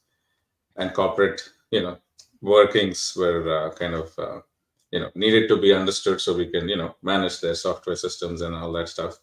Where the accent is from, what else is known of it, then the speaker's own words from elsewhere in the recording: Bangalore, Karnataka, India; moved away as an adult; also born or lived in Chicago / Silicon Valley; I grew up in Bangalore, right, in India